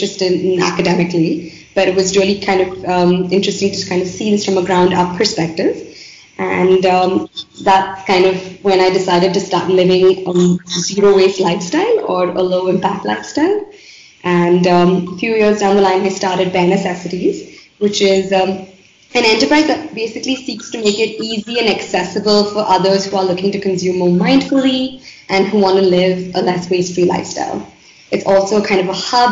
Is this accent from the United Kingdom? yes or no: no; Bangalore, Karnataka, India; I grew up in Bangalore